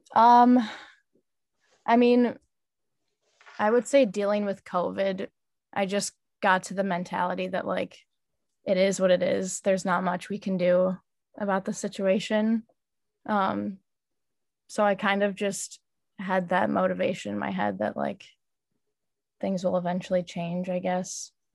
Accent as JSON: {"language": "English", "town": "River Forest", "region": "Illinois", "country": "United States", "tie": "born or raised there", "also_born_or_lived": "Logan Square, Chicago", "said": "I grew up in River Forest and I'm living in Logan Square right now"}